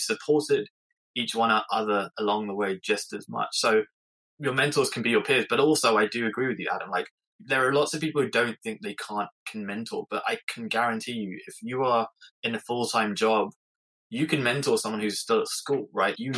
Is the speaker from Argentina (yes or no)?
no; England, United Kingdom; I'm English